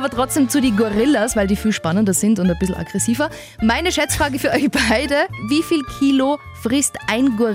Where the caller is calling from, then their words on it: Steyr, Upper Austria, Austria; Ich bin aus Steyr.